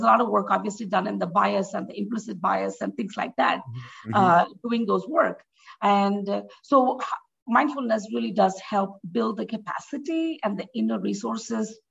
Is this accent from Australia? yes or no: no; India; now in United States; as an immigrant, for example, for me, I am more Indian in the US than in India